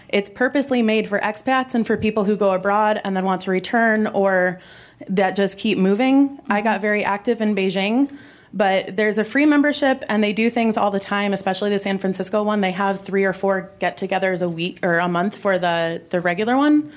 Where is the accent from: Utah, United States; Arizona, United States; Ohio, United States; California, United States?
Ohio, United States; I'm from Ohio.